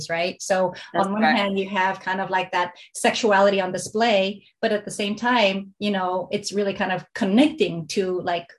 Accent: United States; being American Chinese

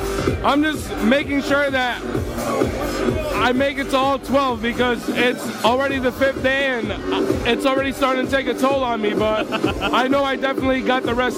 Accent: Chicago, Illinois, United States; I was actually born and raised in Chicago.

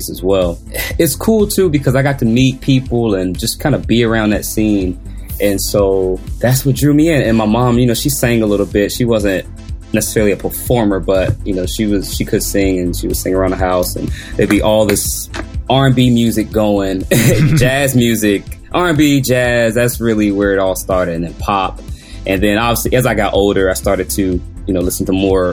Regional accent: Washington, District of Columbia, United States; I grew up in Washington, D.C.

